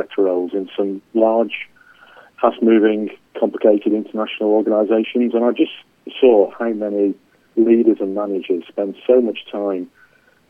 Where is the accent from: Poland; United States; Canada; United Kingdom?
United Kingdom; England; accent: English; I'm English, as you can tell from my accent